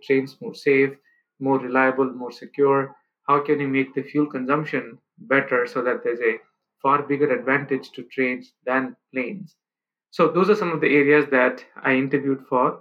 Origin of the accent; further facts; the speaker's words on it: India; moved away; growing up in India, coming from a, you know, middle-class background